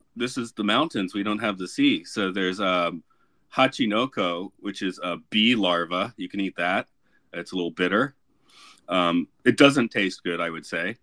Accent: Atlanta, Georgia, United States; growing up in Georgia

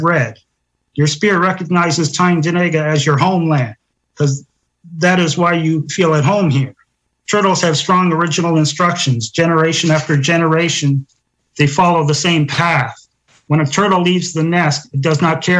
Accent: Toronto, Ontario, Canada; moved away; also born or lived in Belleville, Ontario; I grew up in Toronto, like you said, and I moved east of there to the Belleville area

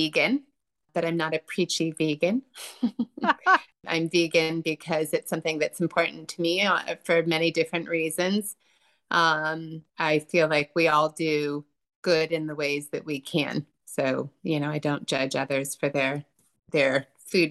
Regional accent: Northern California, United States; now in Sullivan County, New York, United States; I grew up in Northern California

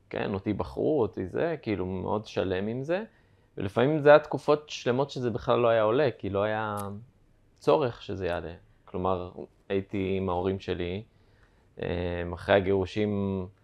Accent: Kiryat Ono, Central District, Israel; now in Sderot, Israel; אונו. עברתי לשדרות.

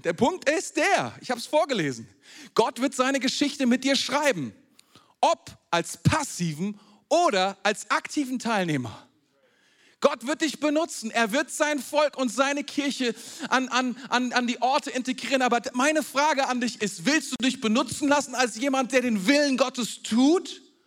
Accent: Germany; bei uns in Deutschland

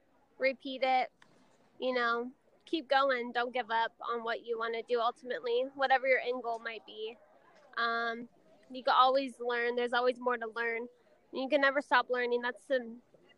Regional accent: Southern California, United States; born and raised in Southern California

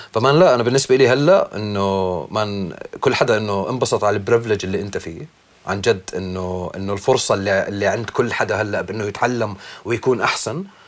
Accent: Irbid, Irbid Governorate, Jordan; now in Amman, Jordan; تربيت بالشمال تربيت باربد

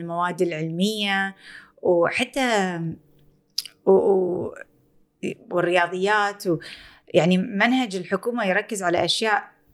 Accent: Kuwait; احنا بالكويت

